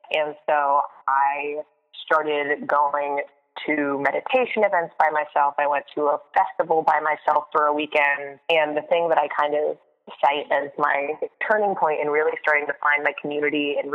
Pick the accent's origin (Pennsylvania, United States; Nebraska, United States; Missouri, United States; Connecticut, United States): Connecticut, United States; moved away as an adult; also born or lived in Boston; now in New York City, United States; I grew up in Connecticut, went to school at Boston University, and then graduated early on purpose so that I could move to New York City as soon as I possibly could.